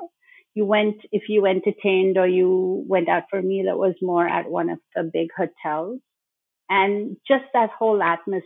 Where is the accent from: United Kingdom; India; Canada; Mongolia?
India; Bhopal, Madhya Pradesh; moved away as an adult; also born or lived in Mumbai; I grew up in Bhopal